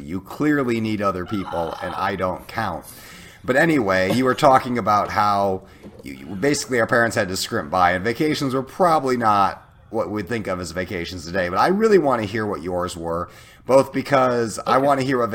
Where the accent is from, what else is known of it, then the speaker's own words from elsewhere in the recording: Illinois, United States; also born or lived in Iowa; I was born in Iowa, lived there till I was in second grade. Then we moved to Illinois